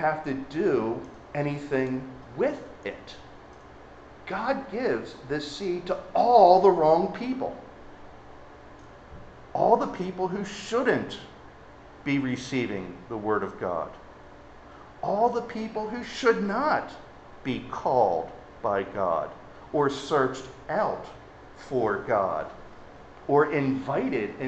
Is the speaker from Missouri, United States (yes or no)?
no; Baltimore, Maryland, United States; I'm from Baltimore